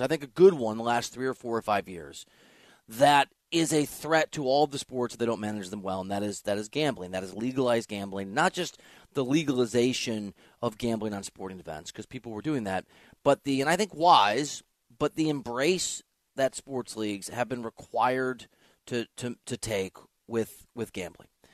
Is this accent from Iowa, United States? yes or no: yes; Iowa, United States; my home state of Iowa